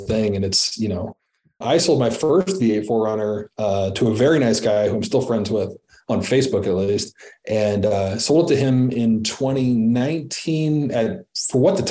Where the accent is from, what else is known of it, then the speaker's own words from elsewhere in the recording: Midwest, United States; I'm still a Midwesterner at heart